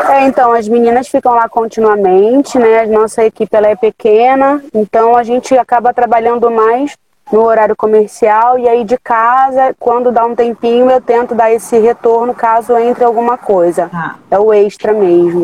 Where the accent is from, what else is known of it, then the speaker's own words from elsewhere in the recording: São João de Meriti, Rio de Janeiro, Brazil; o lugar onde eu nasci, onde eu me criei e me desenvolvi. Eu tive as oportunidades iniciais, então eu abri o laboratório aqui na Baixada.